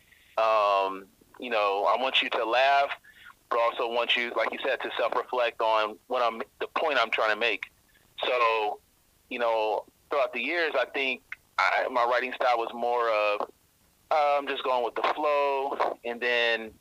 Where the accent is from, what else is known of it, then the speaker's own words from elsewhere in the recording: Georgia, United States; moved away as an adult; also born or lived in Indiana; now in Washington, D.C., United States; So I'm originally from Georgia. I was born in Indiana, actually raised in Georgia, a southern boy. Then moved to Washington, D.C. in 2007.